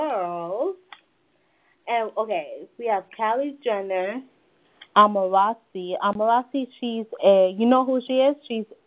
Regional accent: Florida, United States; also born or lived in Coral Springs, Florida; I'm from Florida.

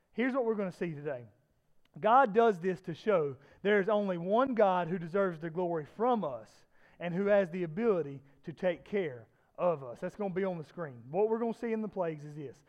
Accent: South Georgia, United States; I'm from South Georgia.

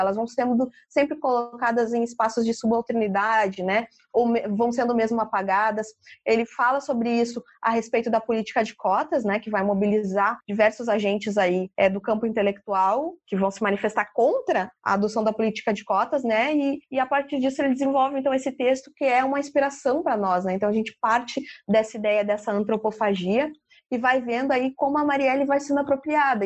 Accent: Porto Alegre, Rio Grande do Sul, Brazil; Eu sempre coloco o meu lugar de fala como uma porto-alegrense

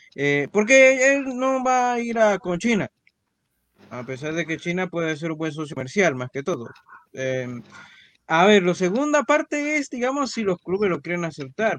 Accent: Panama; aquí las familias panameñas tenemos hijos

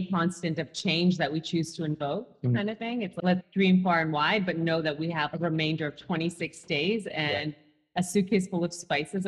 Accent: Toronto, Ontario, Canada; growing up in Toronto

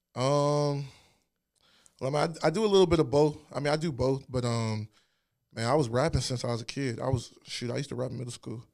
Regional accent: Alexandria, Virginia, United States; moved away as an adult; also born or lived in Washington, D.C. / Hampton, Virginia / Ghana (ancestry); now in Richmond, United States; I'm from Virginia. I lived in Northern Virginia.

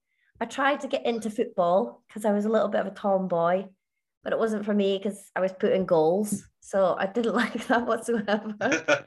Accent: Shetland Isles, Scotland, United Kingdom; moved away; I'm originally from the Shetland Isles, so northeast Right. Scotland. And I lived at home growing up with my big brother Jonathan and my mum.

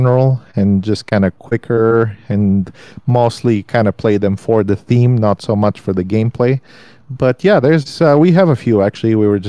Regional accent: Bulgaria; moved away; Halloween, definitely not even recognized when I was growing up. It just kind of doesn't exist.

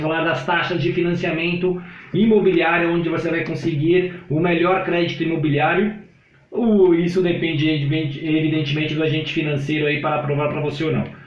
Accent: Brazil; eu sou brasileiro

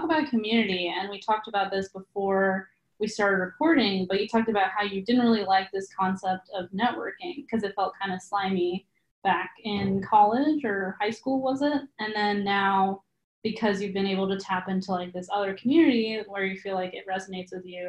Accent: Virginia, United States; now in California, United States; So I think moving to California after like growing up in Virginia and then doing a little stint in New York City

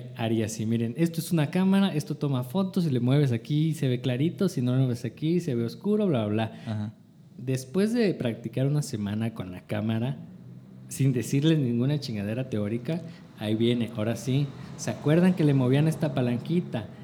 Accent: Chiapas, Mexico; also born or lived in Los Mochis, Sinaloa; muy pequeño o de muy joven me fui, me vine a vivir aquí a Chiapas

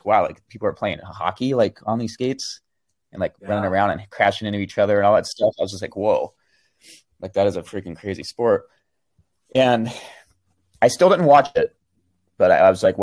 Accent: Sacramento, California, United States; I was born in Sacramento, California. So that's Northern California

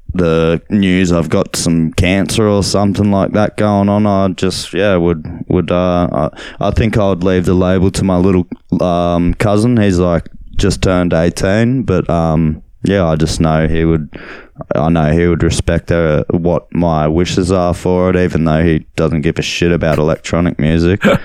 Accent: Australia; also born or lived in Berlin; now in Nerang, Australia; I was Australian

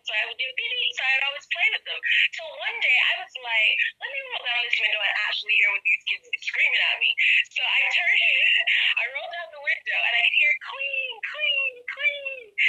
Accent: Black Rock, Saint Michael, Barbados; I grew up in Black Rock, West Coast, all day, every day. So when I moved out of Black Rock, I think I moved to Bridgetons, like out Johns Plain side, and I'd have to drive back through Black Rock to get to town

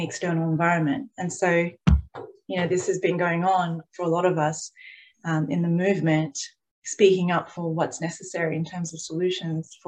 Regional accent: Australia

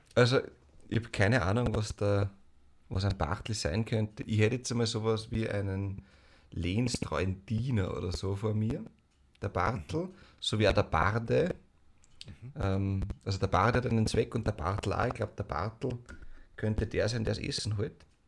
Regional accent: Mostviertel, Lower Austria, Austria; ich komme aus dem Mostviertel

